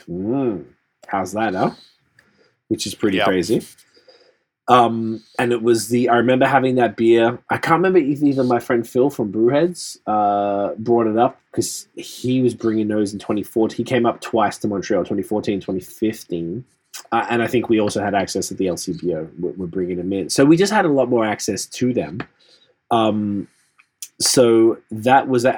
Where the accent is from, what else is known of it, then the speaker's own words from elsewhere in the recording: Australia; now in Canada; growing up in Australia